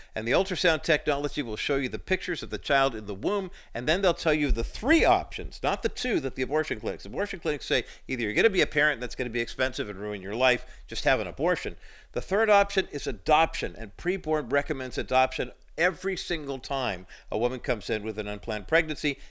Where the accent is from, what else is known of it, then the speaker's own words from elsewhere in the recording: California, United States; born and raised in California